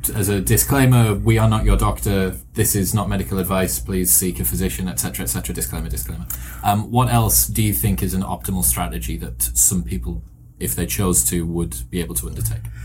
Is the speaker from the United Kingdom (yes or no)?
yes; United Kingdom; British, I'm British